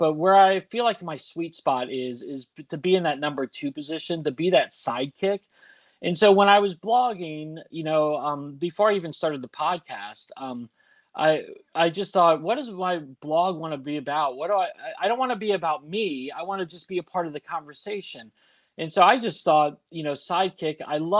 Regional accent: Washington, District of Columbia, United States; Yeah, so I was born and raised in Washington, D.C., just outside of D.C.

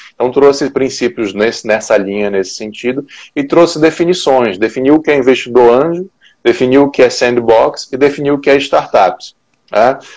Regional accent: Manaus, Amazonas, Brazil; now in Brasília, Brazil; eu sou manauara, né, então eu sou lá do norte, mas já moro em Brasília já há quase 15 anos

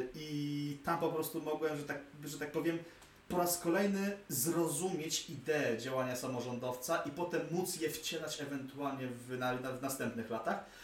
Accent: Warsaw, Masovian Voivodeship, Poland; jestem rodowitym warszawiakiem

